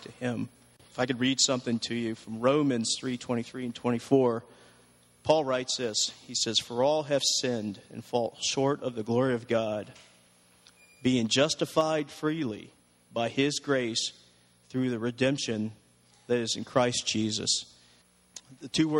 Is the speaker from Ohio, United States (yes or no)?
yes; Columbus, Ohio, United States; I grew up in Columbus, Ohio, in a place called The Bottoms